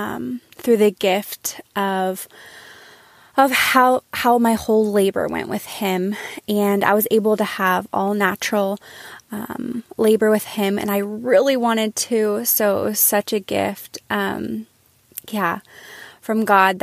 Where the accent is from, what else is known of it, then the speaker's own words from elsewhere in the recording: Austin, Texas, United States; now in Norman, United States; I'm from Austin, Texas, originally. But I'm currently living in Norman, Oklahoma with my husband and my one-year-old son.